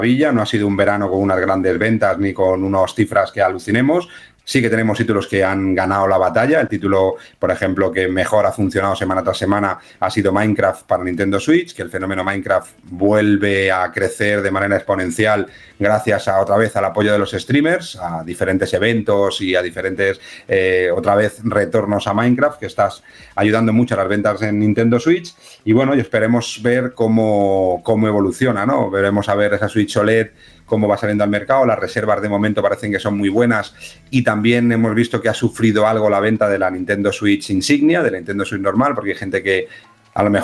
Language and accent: Spanish; Massachusetts, United States; Soy eh, de Massachusetts.